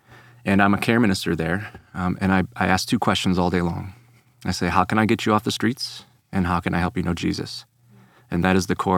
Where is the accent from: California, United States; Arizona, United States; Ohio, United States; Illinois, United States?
Illinois, United States; Chicago; now in Texas, United States; And so I come from Chicago to Texas, and I joined this discipleship ministry that he was working at.